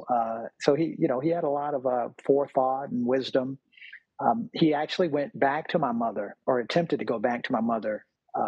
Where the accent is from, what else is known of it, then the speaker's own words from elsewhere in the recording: Virginia Beach, Virginia, United States; I'm from Virginia, Virginia Beach, Virginia